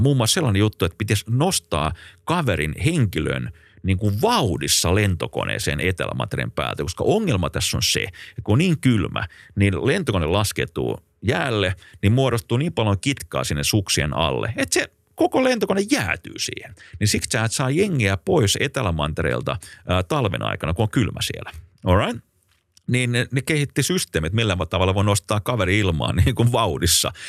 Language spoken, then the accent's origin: Finnish; Finland; me ollaan Suomesta